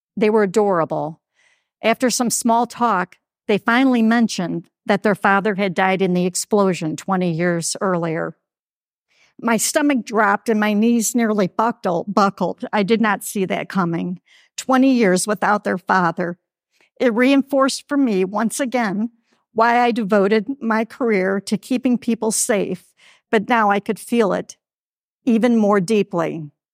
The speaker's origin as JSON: {"language": "English", "town": "Toledo", "region": "Ohio", "country": "United States", "tie": "born or raised there", "said": "Sunoco's refinery in Toledo, Ohio, my hometown."}